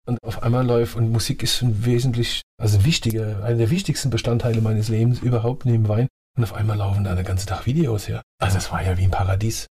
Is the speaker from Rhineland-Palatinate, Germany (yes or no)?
yes; Ludwigshafen, Rhineland-Palatinate, Germany; accent: Palatine; also born or lived in Annweiler / Heidelberg / Mannheim / Rheingau; now in Rheinhessen, Germany; die meiste Zeit meiner Jugend habe ich in Ludwigshafen verbracht und Kindheit in Ludwigshafen verbracht